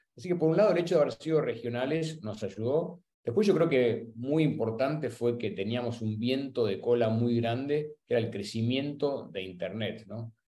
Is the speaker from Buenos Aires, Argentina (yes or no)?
yes; Buenos Aires, Argentina; soy argentino, nací y crecí en, en Buenos Aires